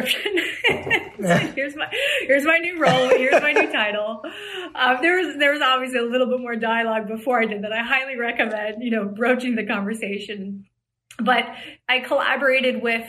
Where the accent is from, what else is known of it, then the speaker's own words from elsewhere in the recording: Hawaii, United States; moved away as an adult; I grew up in Hawaii in what I call pre-social media time.